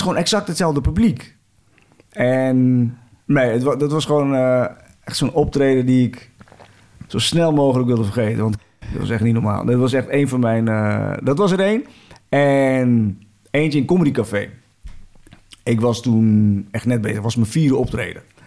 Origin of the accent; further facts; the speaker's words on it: 's-Hertogenbosch, North Brabant, Netherlands; ik kom uit Den bos